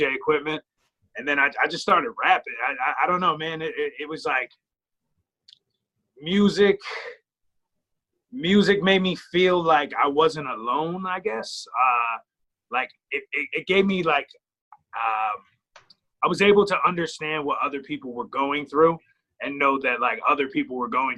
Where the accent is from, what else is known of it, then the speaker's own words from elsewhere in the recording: Clark, New Jersey, United States; I grew up there